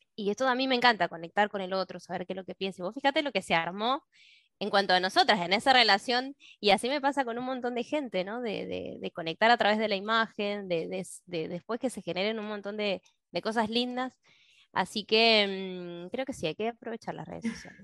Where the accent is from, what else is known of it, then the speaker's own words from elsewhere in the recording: Mendoza, Argentina; soy de Mendoza